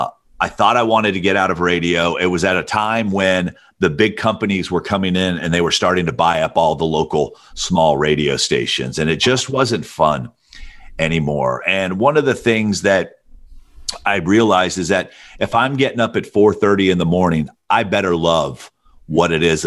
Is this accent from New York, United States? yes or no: no; Alabama, United States; I thought to myself, I'm like, okay, I grew up in Alabama. I knew who … was.